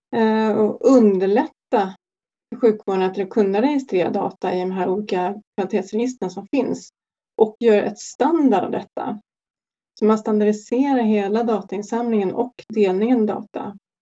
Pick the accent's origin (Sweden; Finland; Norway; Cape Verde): Sweden; vi svenskar